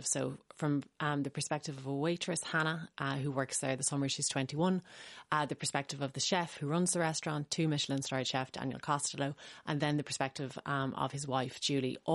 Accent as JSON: {"language": "English", "country": "Ireland", "said": "It is a very small world, the Irish literary community."}